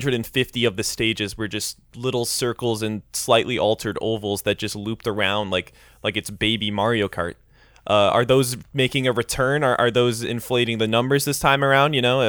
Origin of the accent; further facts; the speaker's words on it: Scotland, United Kingdom; Well, we're from Scotland, so...